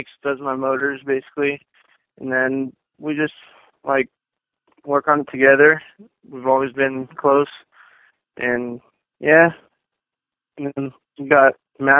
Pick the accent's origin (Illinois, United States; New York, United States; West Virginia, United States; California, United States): California, United States; Garden Grove; Came from Garden Grove, California. I used to live over there about 2 years ago